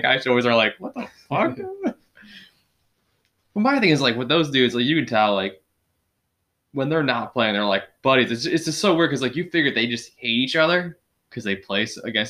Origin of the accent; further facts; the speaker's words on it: North Olmsted, Ohio, United States; I grew up in North Olmsted.